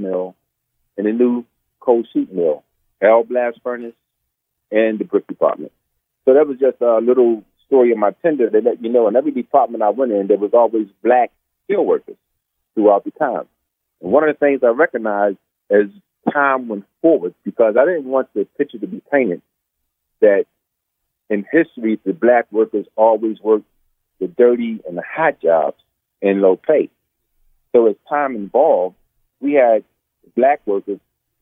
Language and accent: English; Sparrows Point, Maryland, United States; I grew up on Sparrows Point from first grade to the 12th grade.